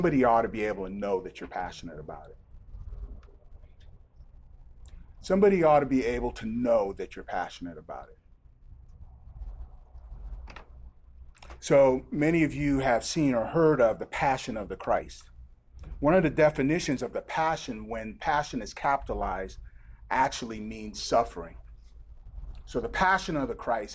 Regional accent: Nigeria; now in United States; I've had the privilege of growing up in Nigeria

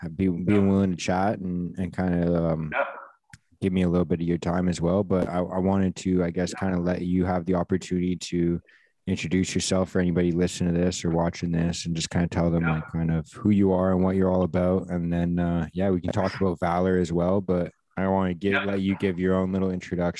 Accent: Vancouver, British Columbia, Canada; I grew up in Vancouver here.

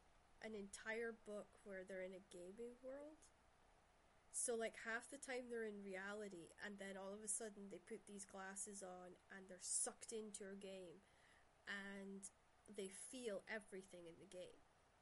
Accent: Shetland, Scotland, United Kingdom; growing up in Shetland, the family dynamics was most of the parents of my mother and father's generation, they had 13, 11, those were normal numbers of families.

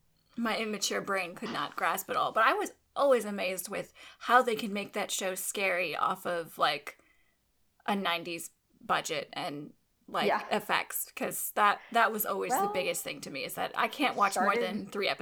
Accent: Texas, United States; I'm from Texas.

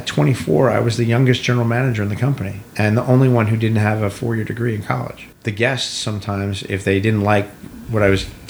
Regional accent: Milton, New Jersey, United States; I'm from a little town called Milton, which is in Jefferson Township. And when we moved there, when I was a little kid, I think 1964

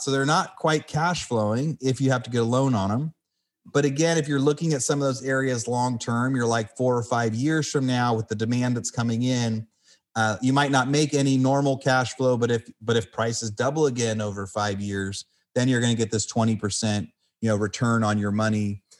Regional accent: California, United States; I'm from California where the houses were 500 million dollars a piece

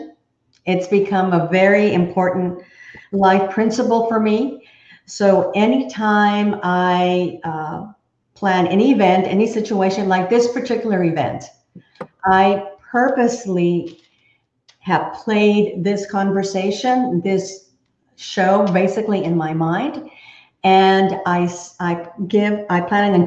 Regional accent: Texas, United States; also born or lived in Fort Worth, Texas; I am a true Texan. I was born and raised in Texas

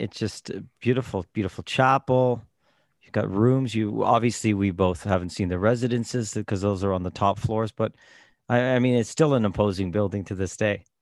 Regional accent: Toronto, Ontario, Canada; in the seventies and eighties growing up in Toronto

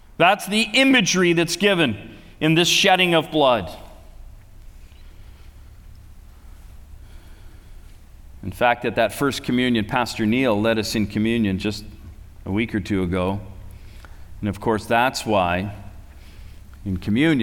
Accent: Canada; I say I'm from Canada

